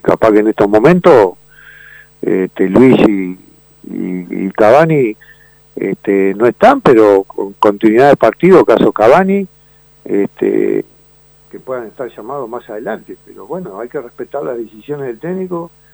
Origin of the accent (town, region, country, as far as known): Uruguay